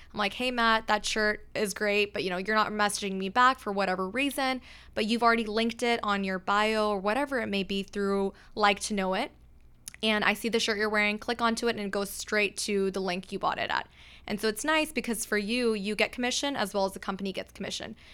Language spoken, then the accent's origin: English; Pakistan; now in Texas, United States; I'm, I'm from Pakistan, and so for us, uh, we have multiple days of events